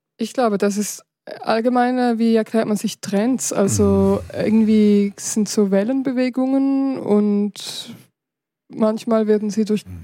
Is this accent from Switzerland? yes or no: yes; Switzerland; in der Gegend, wo ich aufgewachsen bin, also im Rheintal